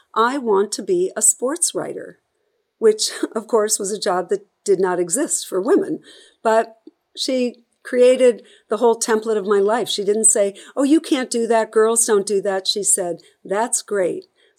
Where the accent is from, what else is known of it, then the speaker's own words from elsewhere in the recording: Boston, Massachusetts, United States; growing up in Boston, I saw so much of what sports did for a city, for a people, for, you know, integration.